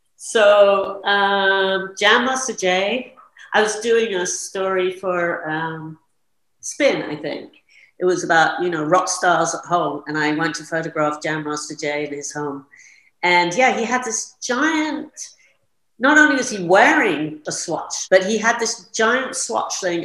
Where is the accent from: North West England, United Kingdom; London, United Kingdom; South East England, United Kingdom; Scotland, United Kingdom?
London, United Kingdom; moved away as an adult; also born or lived in New York City; I was born in London and I grew up there